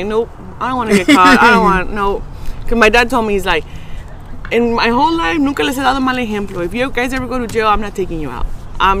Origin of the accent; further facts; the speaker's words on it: Los Angeles, California, United States; over there where I grew up in South Central?